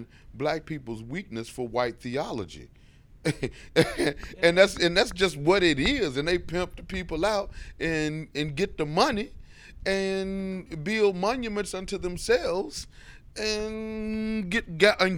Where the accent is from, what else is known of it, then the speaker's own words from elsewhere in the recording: Memphis, Tennessee, United States; moved away; also born or lived in Arkansas / Chicago; I grew up in Memphis in the Baptist church scene.